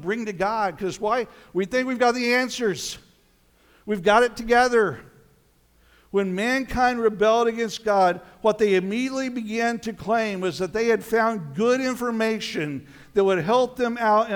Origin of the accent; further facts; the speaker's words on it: Colorado, United States; moved away; I spent some time growing up in Colorado